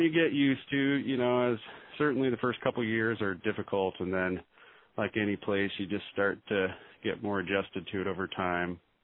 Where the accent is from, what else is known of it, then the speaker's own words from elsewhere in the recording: Kalispell, Montana, United States; moved away as an adult; also born or lived in Missoula, Montana; now in Juneau, United States; I grew up in Kalispell